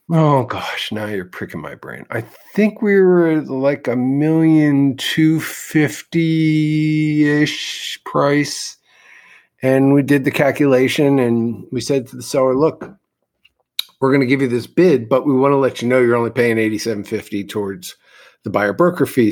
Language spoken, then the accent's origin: English; Philadelphia, Pennsylvania, United States; I am from the East Coast in Philadelphia, where my grandfather owned real estate. My parents were both in the real estate business.